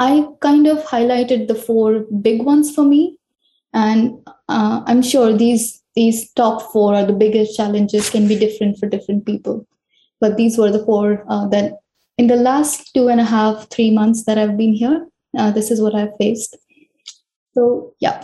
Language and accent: English; central India, India; moved away as an adult; also born or lived in Bangalore, India; now in Sweden; I spent most of my life in central India, where I finished school